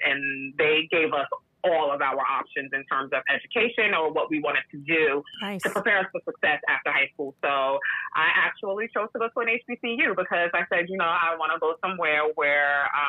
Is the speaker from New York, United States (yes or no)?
yes; New York, United States; So the most prominent one is, oh, you live on Long Island, you must be rich, you must live in the Hamptons. It's like, no.